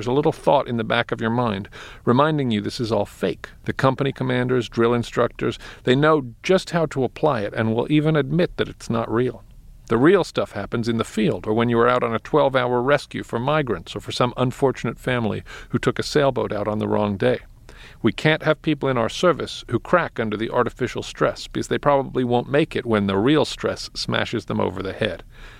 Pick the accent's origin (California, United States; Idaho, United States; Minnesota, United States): Idaho, United States; I grew up in Idaho and know quite a few.